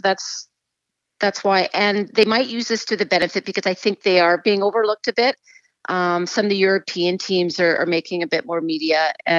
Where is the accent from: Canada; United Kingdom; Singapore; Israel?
United Kingdom; England; born there; I was born in England and my parents are English, so I have another side as well.